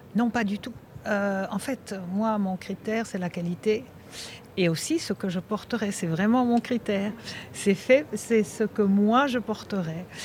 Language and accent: French; Belgium; now in Monaco; je suis belge